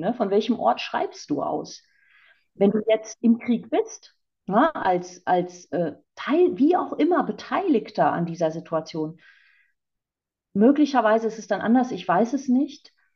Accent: East Frisia, Lower Saxony, Germany; ganz ähm, stark an meiner Scholle klebe als Ostfriesin

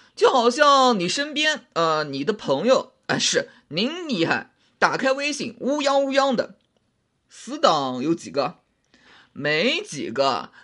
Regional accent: China; 我们中国人

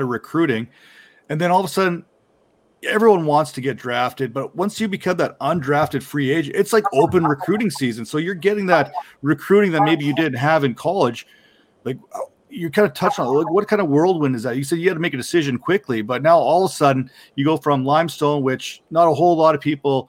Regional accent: Canada; accent: Canadian; my Canadian accent

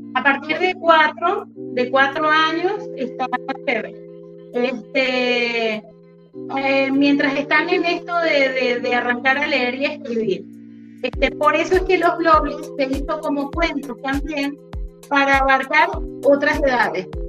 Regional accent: Lara, Venezuela; also born or lived in Uruguay; now in Utah, United States; nací en Uruguay y llegué en el año 78 junto a mi familia. Llegamos a Venezuela.

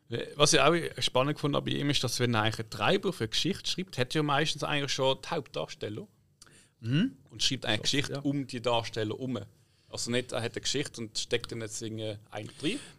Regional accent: Switzerland; als Schweizer, äh, du weißt einfach, dass du überhaupt die Chance bekommst

